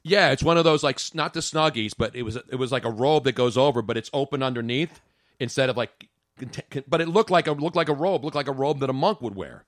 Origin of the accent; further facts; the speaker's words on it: Philadelphia, Pennsylvania, United States; am born and raised in Philly